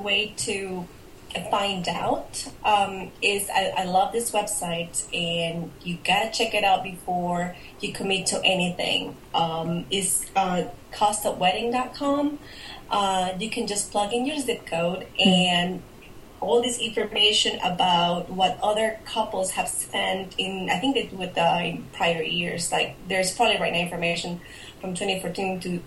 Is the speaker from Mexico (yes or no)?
yes; Mexico; moved away as an adult; now in United States; I'm from originally from Mexico, and I've been here in the United States about 10 years now.